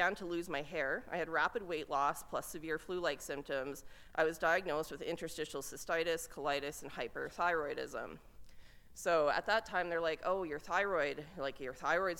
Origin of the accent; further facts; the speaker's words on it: Lethbridge, Alberta, Canada; moved away; being back in my hometown. This is where things started for me. This is where my career started, and I always have a great affinity, affection, and respect for coming back to Lethbridge.